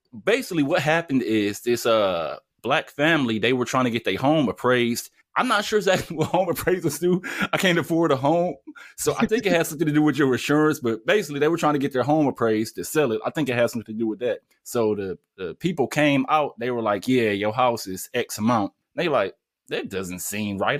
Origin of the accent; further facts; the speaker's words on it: Detroit, Michigan, United States; I grew up in Detroit